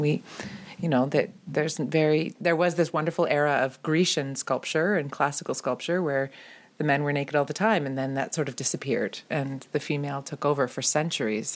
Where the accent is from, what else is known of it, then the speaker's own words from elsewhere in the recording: Ontario, Canada; as a young girl growing up in Ontario